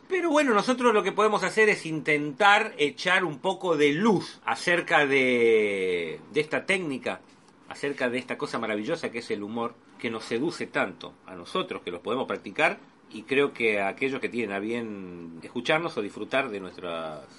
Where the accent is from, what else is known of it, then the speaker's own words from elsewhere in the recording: Argentina; Soy un eh, argentino típico.